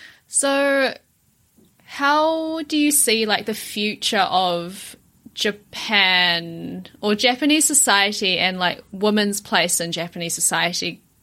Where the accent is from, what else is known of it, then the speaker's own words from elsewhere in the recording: New Zealand; I grew up in New Zealand from such a young age, even when I speak Mandarin, it's very kind of westernized. Even like people tell me that I speak with an accent